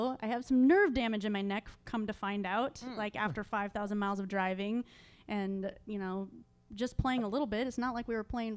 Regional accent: West Coast, United States; I'm from the West Coast

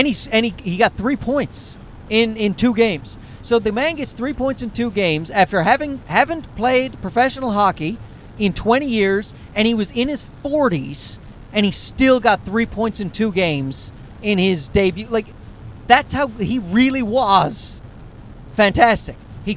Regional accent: East Coast, United States; we are from the East Coast

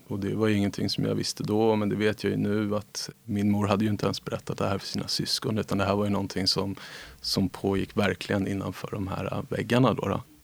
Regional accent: Nacka, Stockholm County, Sweden; Jag växte upp i Nacka

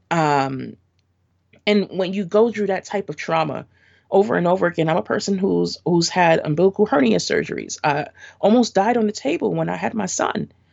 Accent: New York City, New York, United States; So, I grew up in Brooklyn. Um, and I still am in Brooklyn.

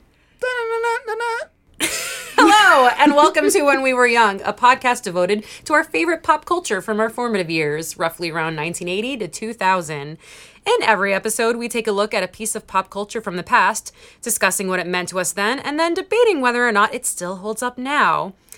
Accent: Long Island, New York, United States; I'm from Long Island, and I'm actually from the part of Long Island where Jerry Seinfeld's sister lives

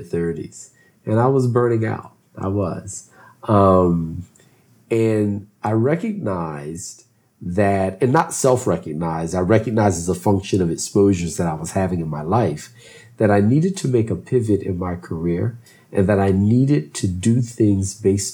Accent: Philadelphia, Pennsylvania, United States; also born or lived in southern United States; grew up north in the Northeast in Philadelphia.

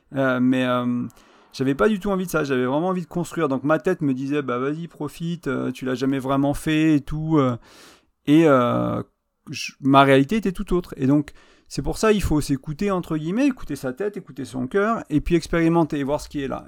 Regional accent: France; moved away as an adult; also born or lived in Ireland; je suis arrivé en novembre 2020 en France

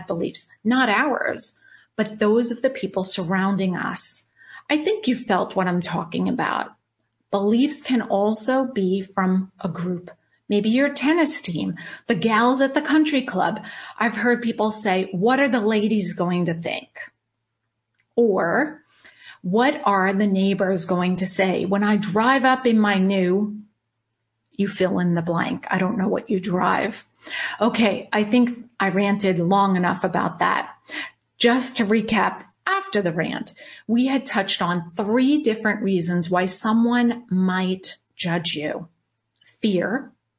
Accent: Long Island, New York, United States; moved away as an adult; also born or lived in Charlotte, North Carolina; now in Orange County, California, United States; I'm 53, born and raised on Long Island, New York. Yes, that's the accent you hear.

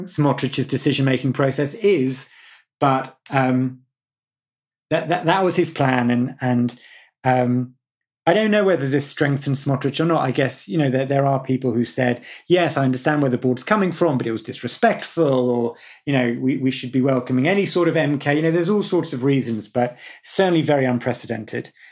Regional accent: United Kingdom; growing up in Britain

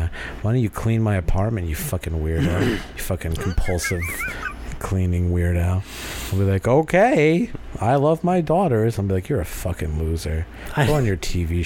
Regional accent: New Hampshire, United States; I grew up in New Hampshire

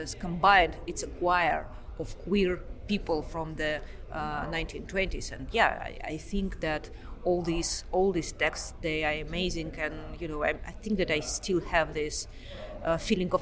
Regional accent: Moscow, Russia; moved away as an adult; also born or lived in Oxford, United Kingdom; now in Pittsburgh, United States; I'm originally from Moscow.

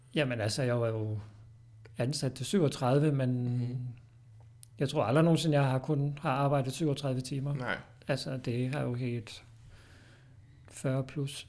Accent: Odense, Southern Denmark, Denmark; moved away as an adult; now in Fredericia, Denmark; bor i Fredericia. Kommer oprindeligt fra Odense

